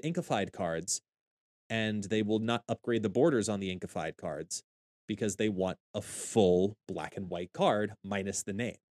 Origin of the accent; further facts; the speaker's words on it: Long Island, New York, United States; I am from Long Island, New York, born and bred